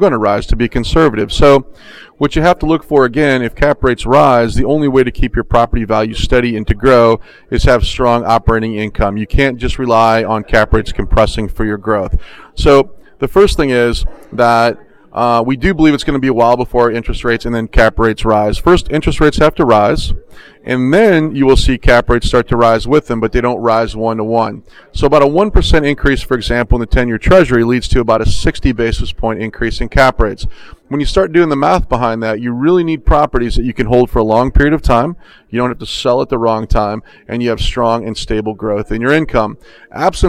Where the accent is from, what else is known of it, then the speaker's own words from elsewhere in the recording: Orlando, Florida, United States; I'm from Orlando